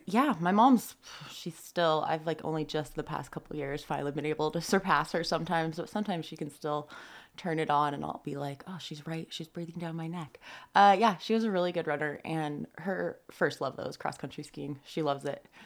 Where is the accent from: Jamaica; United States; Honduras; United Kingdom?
United States; Tahoe City, California; I grew up like right in Tahoe City behind the golf course